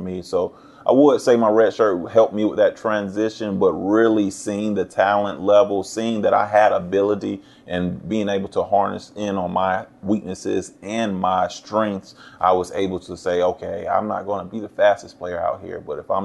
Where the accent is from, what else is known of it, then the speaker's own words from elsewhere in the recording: St. Augustine, Florida, United States; my hometown, St. Augustine, Florida